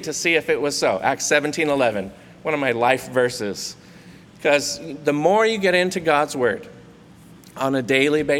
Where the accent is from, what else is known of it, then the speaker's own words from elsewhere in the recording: Santa Cruz, California, United States; also born or lived in Monterey, California; I grew up in Santa Cruz